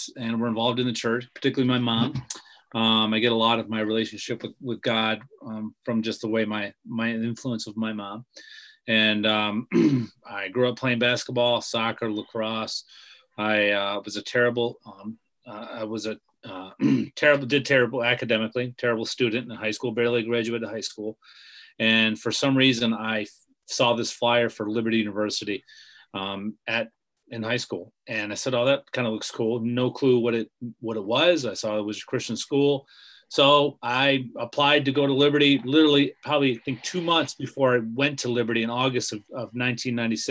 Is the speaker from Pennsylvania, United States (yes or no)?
yes; Bumpville, Pennsylvania, United States; moved away as an adult; also born or lived in Orlando, Florida / Grand Rapids, Michigan; I grew up in Bumpville, Pennsylvania on a farm